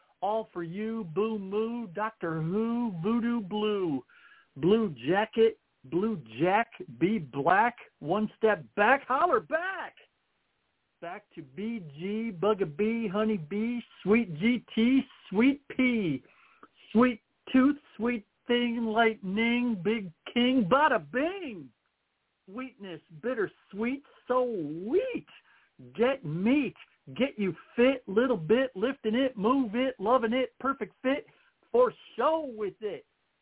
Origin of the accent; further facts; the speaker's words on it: Ohio, United States; I'm from Ohio